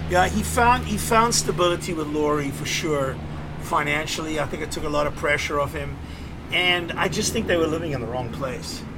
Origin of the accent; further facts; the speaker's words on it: Cape Town, Western Cape, South Africa; moved away as an adult; also born or lived in New York; we grew up in Seapoint together